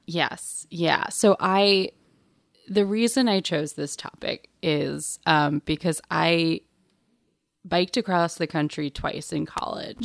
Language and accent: English; New York City, New York, United States; also born or lived in Marfa, Texas; I grew up in Bay Ridge